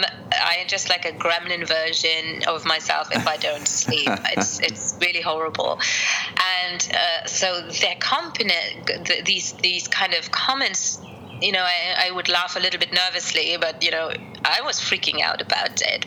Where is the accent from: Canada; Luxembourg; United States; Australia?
Luxembourg; also born or lived in Colombia / United Kingdom; my family here in Luxembourg are pretty stereotypical for Luxembourg